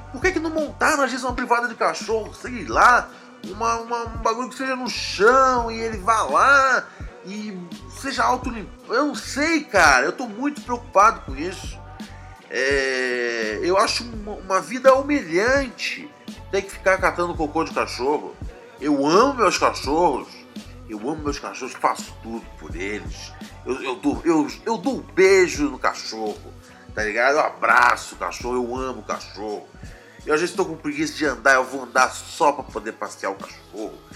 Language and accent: Portuguese; Rio de Janeiro, Brazil; Eu sou, né, do Rio de Janeiro